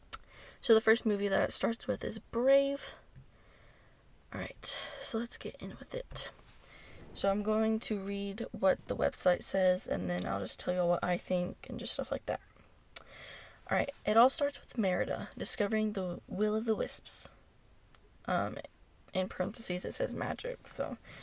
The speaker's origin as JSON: {"language": "English", "region": "Texas", "country": "United States", "said": "I'm from Texas"}